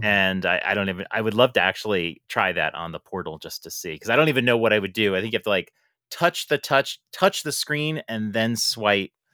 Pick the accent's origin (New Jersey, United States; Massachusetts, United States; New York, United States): New York, United States; I am from New York.